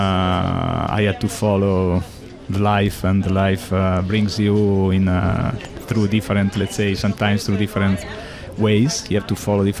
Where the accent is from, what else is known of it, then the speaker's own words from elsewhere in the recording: La Spezia, Liguria, Italy; English is a second language; in Italia, I was born at seaside in La Spezia, close to... La Spezia is an area, is in Liguria